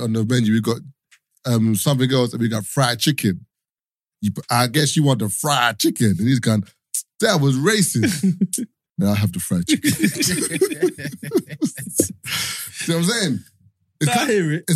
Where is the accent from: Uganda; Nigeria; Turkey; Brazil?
Nigeria; I'm from Nigeria